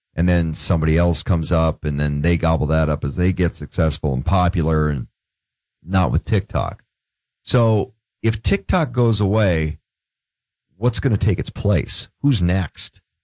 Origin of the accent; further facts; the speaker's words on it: Grand Forks, North Dakota, United States; also born or lived in Portland; one of the things I used to do growing up in Grand Forks